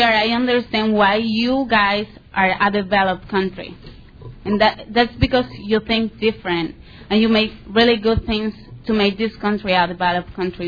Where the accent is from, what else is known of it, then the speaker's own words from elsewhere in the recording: Colombia; moved away as an adult; now in United States; I'm from Colombia in South America.